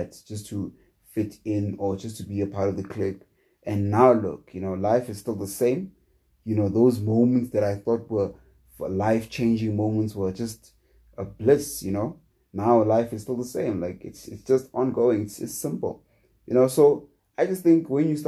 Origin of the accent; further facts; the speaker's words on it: South Africa; as a South African